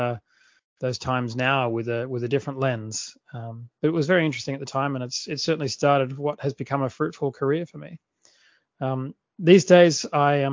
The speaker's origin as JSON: {"language": "English", "town": "Adelaide", "region": "South Australia", "country": "Australia", "tie": "born or raised there", "accent": "Australian", "moved": "yes", "lives_now": "Sydney, Australia", "said": "I grew up in a city in the south of Australia called Adelaide"}